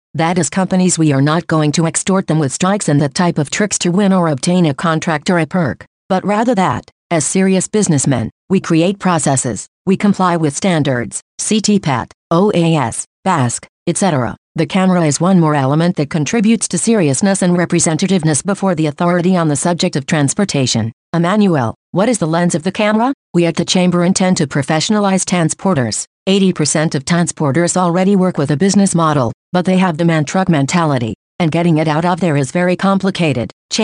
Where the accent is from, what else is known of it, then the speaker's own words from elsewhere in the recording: Ciudad Juarez, Chihuahua, Mexico; I grew up in Ciudad Juarez. Victor and I were neighbors and have been friends since childhood.